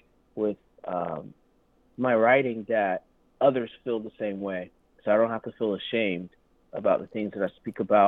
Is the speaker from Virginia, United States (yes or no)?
no; Thomasville, Georgia, United States; I'm from the South. I'm from Thomasville, Georgia